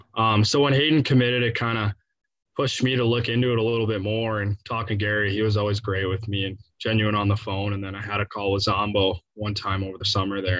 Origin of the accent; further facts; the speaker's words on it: Canada; now in St. Louis, United States; being Canadian